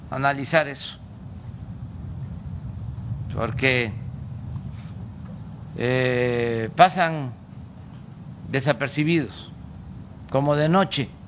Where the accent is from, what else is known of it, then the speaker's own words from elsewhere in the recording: Tabasco, Mexico; tenía que ver con mi estado, con mi tierra, con mi agua